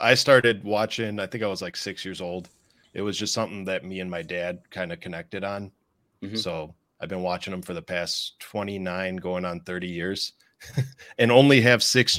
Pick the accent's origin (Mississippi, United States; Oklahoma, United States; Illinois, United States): Illinois, United States; born or raised there